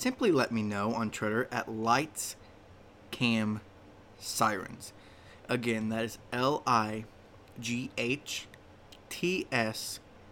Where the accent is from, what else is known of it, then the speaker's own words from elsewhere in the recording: Indiana, United States; it is right here in my home state, Indiana